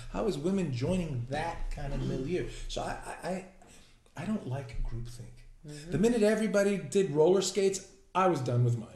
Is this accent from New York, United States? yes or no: yes; New York City, New York, United States; I'm from New York